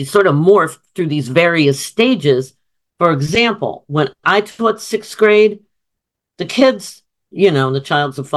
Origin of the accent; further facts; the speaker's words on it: Summit, New Jersey, United States; where we lived in Summit, New Jersey